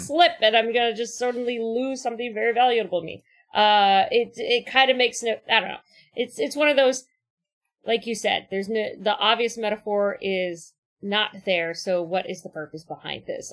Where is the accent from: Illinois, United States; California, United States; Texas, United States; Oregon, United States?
California, United States; Orange County; I grew up in Orange County